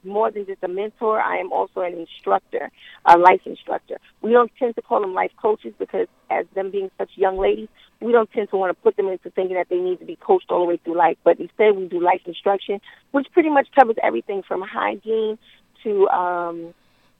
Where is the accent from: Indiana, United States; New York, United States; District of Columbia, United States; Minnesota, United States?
New York, United States; New York City; I'm from Queensbridge